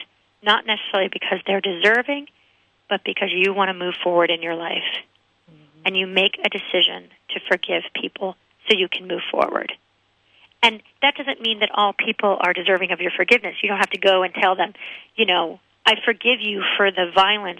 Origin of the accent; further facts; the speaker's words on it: United States; I wasn't born in Germany. I was raised in America and born in America